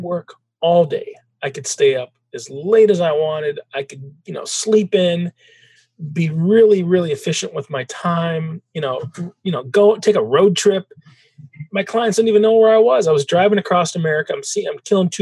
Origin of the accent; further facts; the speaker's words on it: Traverse City, Michigan, United States; also born or lived in Detroit, Michigan; Traverse City, Michigan, beautiful town now. 25 years ago, it was a beautiful small town, smaller, but a nice place for a kid to grow up.